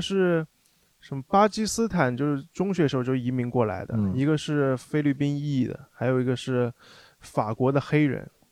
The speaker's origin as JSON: {"language": "Chinese", "town": "Suzhou", "region": "Jiangsu", "country": "China", "tie": "born or raised there", "also_born_or_lived": "Australia", "first_language": "Suzhou dialect", "moved": "as an adult", "said": "我是苏州人啊。然后我是从小就讲苏州话的和家人"}